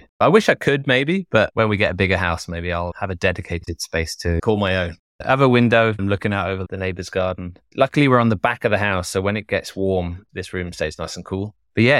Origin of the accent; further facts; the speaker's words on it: Wales, United Kingdom; also born or lived in Germany / Italy / London; Although I grew up in Wales primarily, we traveled around the world. So we traveled primarily in the UK, but lived in Germany for a while, in Italy.